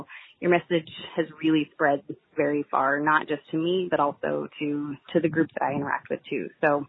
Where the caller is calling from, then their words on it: Magnolia, Texas, United States; Hi, Jack. This is …. I'm calling from Magnolia, Texas.